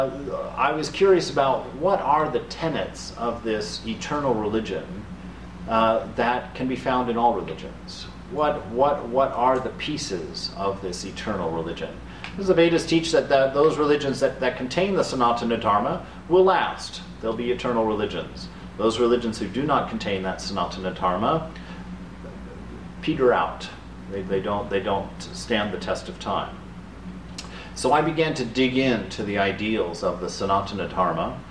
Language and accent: English; Germany; moved away; also born or lived in Abilene, Texas; I grew up in Germany